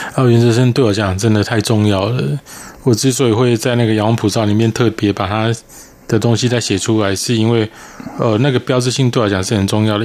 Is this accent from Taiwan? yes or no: yes; Taiwan; 反而是你那个身为台湾人的那个异常的强大